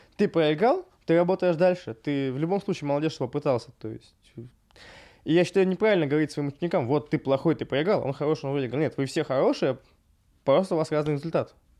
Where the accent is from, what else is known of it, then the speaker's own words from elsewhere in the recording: Rybinsk, Yaroslavl Oblast, Russia; moved away; я из Рыбинска